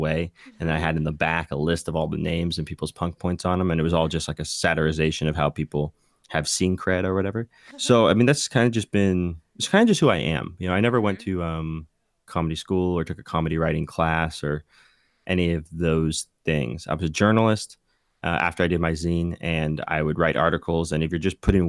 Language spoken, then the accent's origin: English; Bay Area, California, United States; I grew up in the Bay Area punk scene